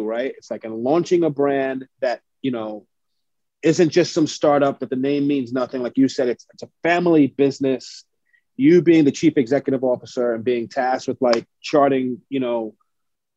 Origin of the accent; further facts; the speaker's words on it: New York City, New York, United States; I'm born and raised in the Lower East Side